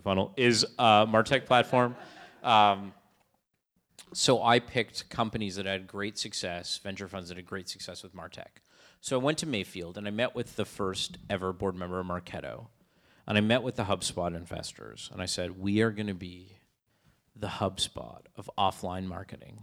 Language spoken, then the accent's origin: English; Canada; I'm Canadian